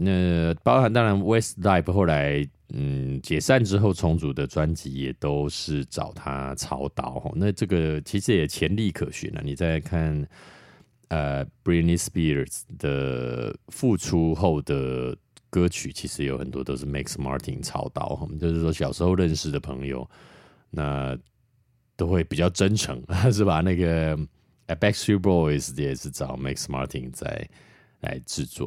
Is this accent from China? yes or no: no; Taiwan